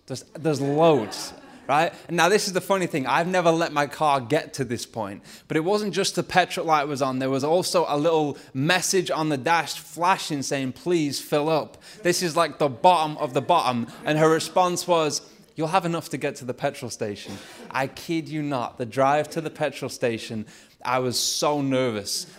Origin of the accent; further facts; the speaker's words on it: Lancashire, North West England, United Kingdom; accent: Lancashire; my Lancashire accent